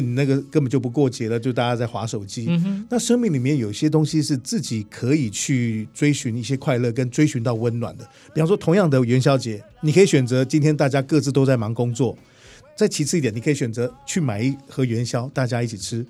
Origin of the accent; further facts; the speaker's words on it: Taipei, Taiwan; first language Hakka; 其实我也在台北出生的，我的课上话讲的一开始也并不是那么标准